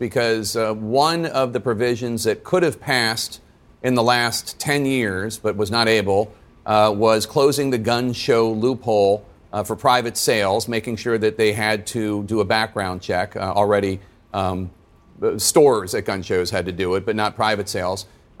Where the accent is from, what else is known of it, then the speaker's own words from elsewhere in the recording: Philadelphia, Pennsylvania, United States; my hometown, Philadelphia.